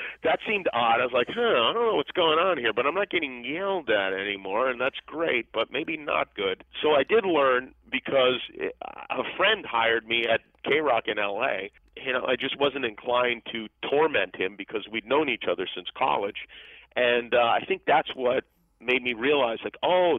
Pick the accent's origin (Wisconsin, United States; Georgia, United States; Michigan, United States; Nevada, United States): Nevada, United States; Las Vegas; moved away; I grew up in Las Vegas